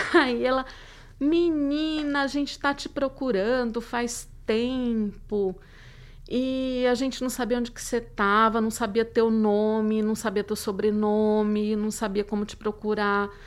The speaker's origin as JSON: {"language": "Portuguese", "town": "Codó", "region": "Maranhão", "country": "Brazil", "moved": "yes", "said": "uma que fica no interior do Maranhão"}